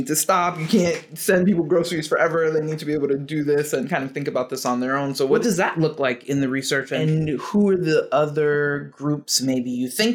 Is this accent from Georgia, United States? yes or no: yes; Georgia, United States; now in Massachusetts, United States; I grew up in Georgia and I've lived in Massachusetts for a long time, for 20 plus years.